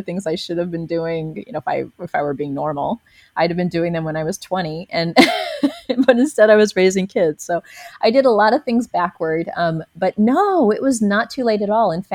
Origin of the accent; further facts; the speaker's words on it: a small town south of St. Louis, Missouri, United States; now in Ubud, Indonesia; my hometown, which is a small town south of St. Louis